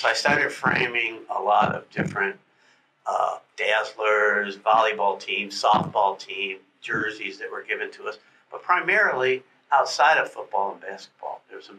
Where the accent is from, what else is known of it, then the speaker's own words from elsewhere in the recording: Atlanta, Georgia, United States; now in Gainesville, United States; I came from Atlanta, and there was a section of town called Midtown up there.